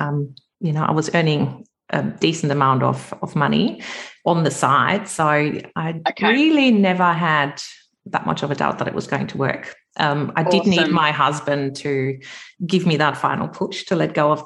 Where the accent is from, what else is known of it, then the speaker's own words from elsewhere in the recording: Germany; moved away as an adult; now in Australia; I'm originally from Germany. You might be able to pick that up. So I have been in Australia for 20 years